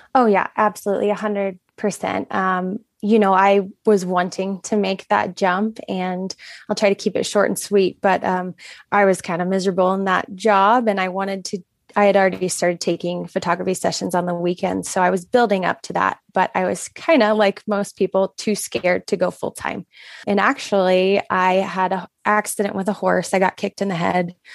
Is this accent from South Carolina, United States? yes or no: no; Florida, United States; moved away as an adult; now in Montana, United States; I was born and raised in Florida